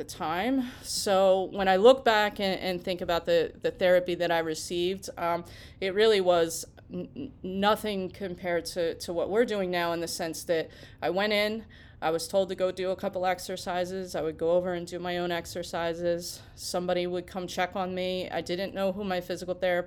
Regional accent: Cherry Hill, New Jersey, United States; I grew up in Cherry Hill, New Jersey, and I went to Camden Catholic High

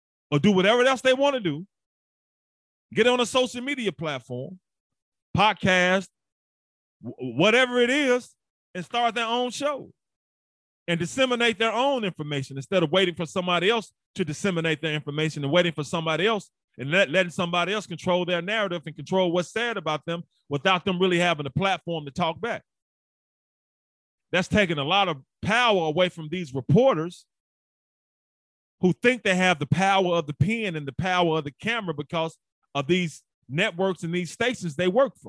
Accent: Memphis, Tennessee, United States; also born or lived in St. Louis / Hamilton; I'm from Memphis, Tennessee, played football at the University of Memphis

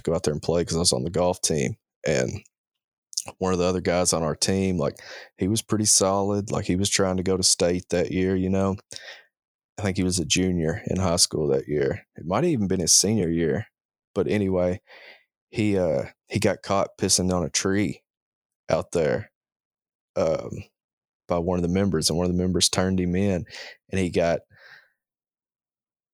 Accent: Princeton, Kentucky, United States; moved away; my hometown. He was born in Princeton, Kentucky

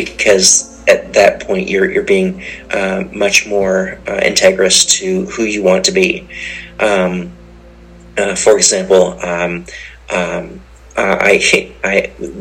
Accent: Canada; also born or lived in Oklahoma; as a Canadian culture of composers

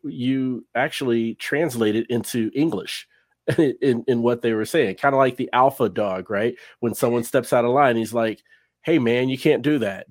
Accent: Cincinnati, Ohio, United States; moved away as an adult; now in North Texas, United States; I'm from Cincinnati, Ohio

